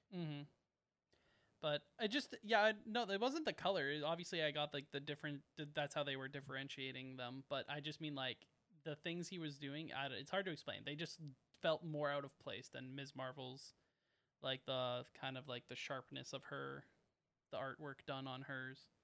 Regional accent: Canada; we're Canadian

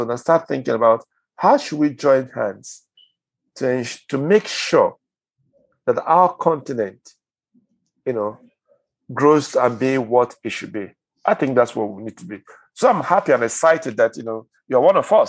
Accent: Nigeria; I'm Nigerian

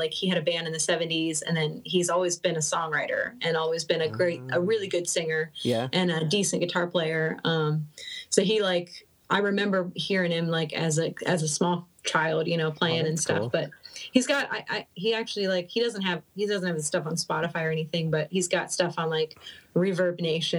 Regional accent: Cincinnati, Ohio, United States; now in Michigan, United States; So yeah, I've kind of like went all over in Ohio, and then originally I'm from Cincinnati, so it's like now I'm in Michigan.

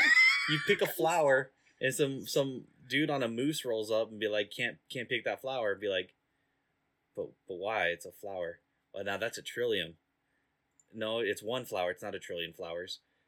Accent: United States; just for being American.

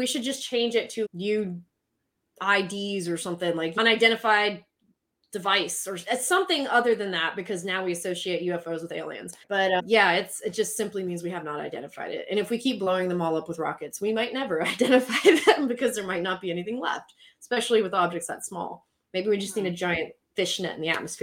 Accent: Southern United States, United States; accent: Southern; also born or lived in South Mississippi / Pennsylvania; my Southern accent

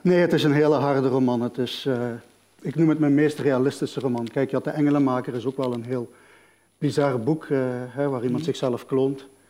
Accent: Genk, Flanders, Belgium; now in Malaga, Spain; ik ben opgegroeid in Genk, tussen verschillende culturen

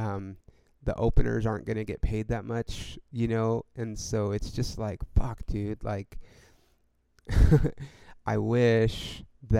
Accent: Ontario, California, United States; moved away as an adult; also born or lived in Hollywood, Los Angeles / East Los Angeles / Upland / San Bernardino; now in Los Angeles, United States; Then we moved to Ontario And I lived in Ontario until I graduated high school.

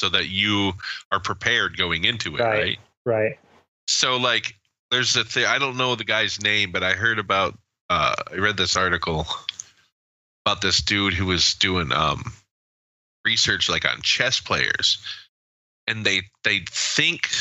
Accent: United States; as an American

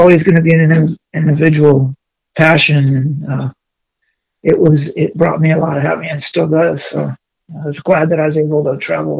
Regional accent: Newport Beach, California, United States; was born and raised in Orange County, Newport Beach. Graduated out of Cypress High School

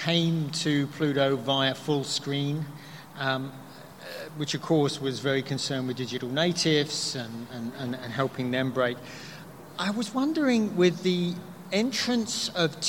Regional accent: United Kingdom; moved away; I'm originally from the UK

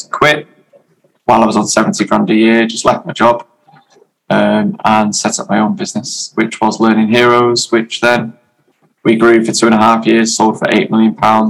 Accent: Wales, United Kingdom; also born or lived in Germany; While my family, so I was born in Germany. While my family lived in Germany, I went to boarding school in North Wales.

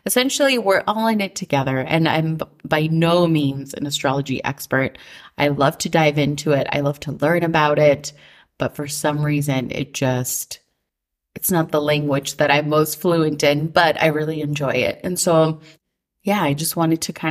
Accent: Minnesota, United States; growing up in Minnesota

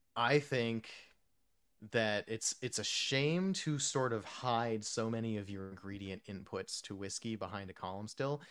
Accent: Texas, United States; also born or lived in New Jersey / New York; my home state of Texas. Um, I lived there from when I was nine until end of college, so, like, most, most, most of my youth, I guess, in Texas

